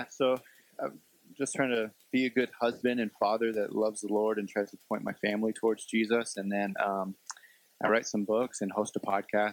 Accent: Bay Area, California, United States; I grew up in the Bay Area, near the Bay Area of California

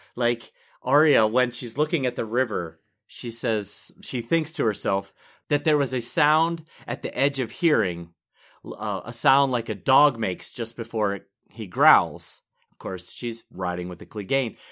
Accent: Pittsburgh, Pennsylvania, United States; I'm from Pittsburgh

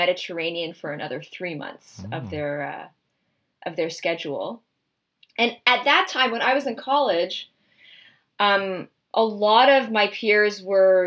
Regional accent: Toronto, Ontario, Canada; I'm from Toronto and my parents live in Toronto and I chose to go to school here.

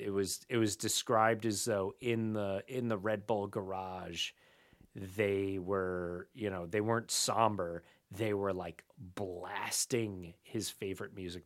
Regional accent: United States; as an American

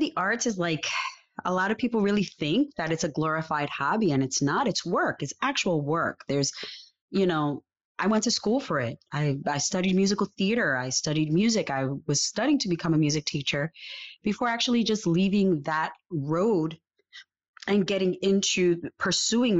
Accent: New York City, New York, United States; also born or lived in Puerto Rico; I was born in New York. I lived here until the age of about 12, going on 13

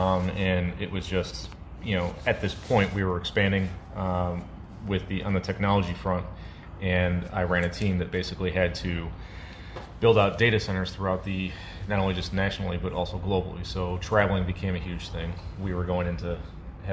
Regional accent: Chicago, Illinois, United States; moved away; I'm originally from Chicago.

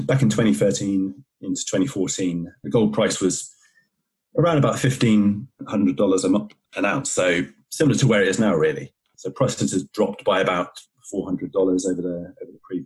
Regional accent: Somerset, South West England, United Kingdom; now in Worcestershire, United Kingdom; I grew up in Somerset in England

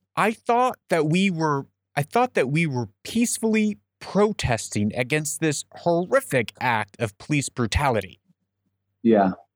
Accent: United States; I'm an American

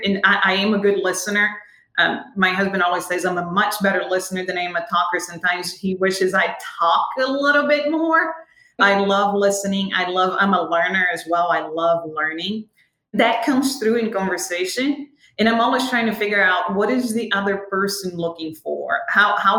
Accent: Rio de Janeiro, Brazil; moved away as an adult; now in United States; as a born and raised Brazilian

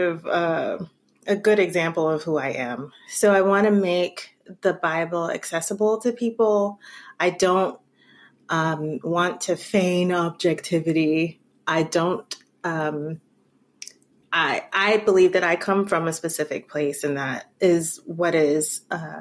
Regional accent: New York City, New York, United States; moved away; I am a first generation American. I have Jamaican parentage. I grew up in New York City, so that definitely formed me

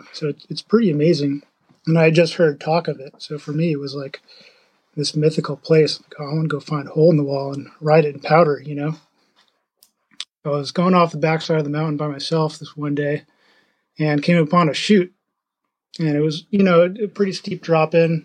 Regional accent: upstate New York, United States; now in Leavenworth, United States; I grew up in the Northeast in upstate New York

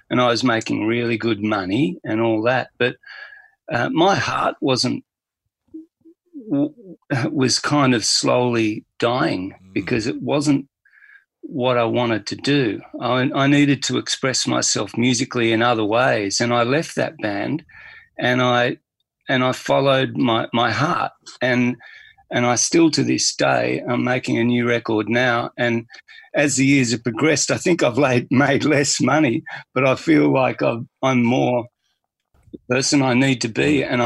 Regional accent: Australia; being Australian.

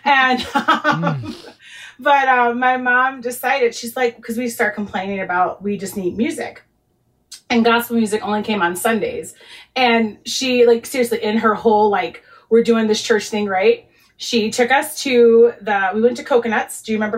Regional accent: Chicago, Illinois, United States; I grew up in Chicago.

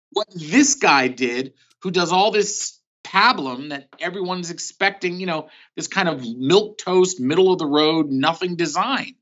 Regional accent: Philadelphia, Pennsylvania, United States; also born or lived in New York City; now in California, United States; I was born in New York City, but at the age of two, we moved to Philadelphia. So I consider myself more of a Philadelphian

